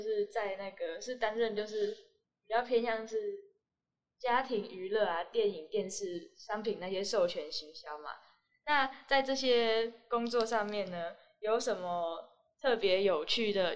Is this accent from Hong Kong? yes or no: no; Taiwan; 我们就是台湾的人数跟其他国家比起来，真的是算少的。